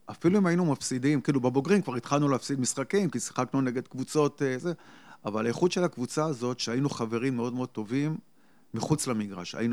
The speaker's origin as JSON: {"language": "Hebrew", "town": "Holon", "region": "Tel Aviv District", "country": "Israel", "tie": "born or raised there", "said": "אני גדלתי בחולון, הגעתי לחולון בגיל 6 וגדלתי בחולון עד גיל 42. לא עזבתי את העיר, עברתי מנאות רחל לקריית בן גוריון"}